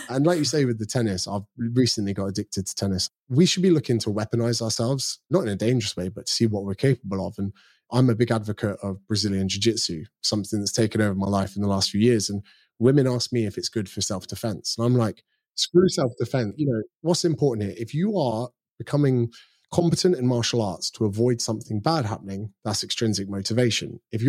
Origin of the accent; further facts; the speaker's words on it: United Kingdom; now in Australia; So I do get mistaken for being Australian sometimes, which I'm still proudly British. I'm coming back next month to see my parents, actually.